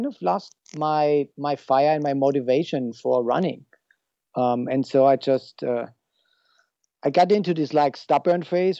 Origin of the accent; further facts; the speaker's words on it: Germany; moved away as an adult; now in San Luis Obispo, United States; I'm originally from Germany and I moved here at age 29.